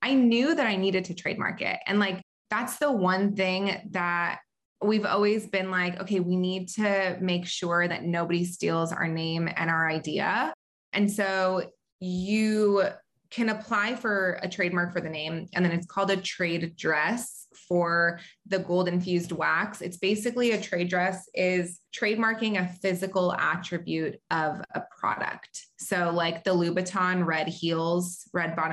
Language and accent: English; Southern California, United States; also born or lived in Israel / North Carolina; have lived most of my life in Southern California